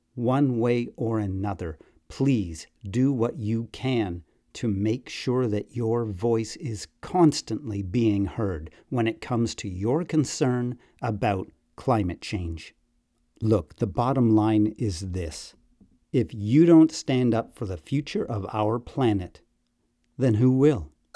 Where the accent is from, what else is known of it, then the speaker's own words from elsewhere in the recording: Newmarket, Ontario, Canada; my hometown of new market